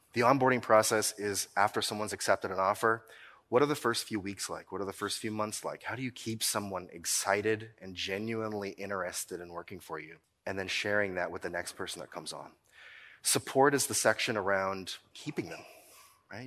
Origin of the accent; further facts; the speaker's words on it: Nova Scotia, Canada; I'm from Nova Scotia